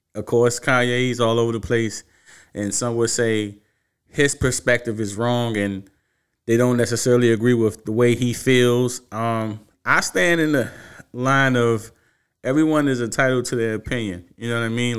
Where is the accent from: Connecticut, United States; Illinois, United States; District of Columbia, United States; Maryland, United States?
District of Columbia, United States; Washington; born and raised in Washington, D C